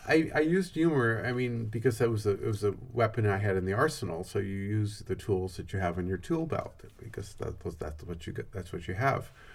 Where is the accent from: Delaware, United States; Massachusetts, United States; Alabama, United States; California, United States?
California, United States; Santa Cruz; I'm from Santa Cruz